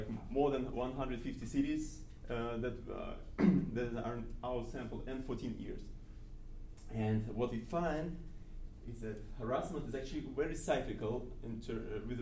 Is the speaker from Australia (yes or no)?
no; Kazan, Tatarstan, Russia; moved away as an adult; also born or lived in Freiburg, Germany; now in Madison, United States; I am from Kazan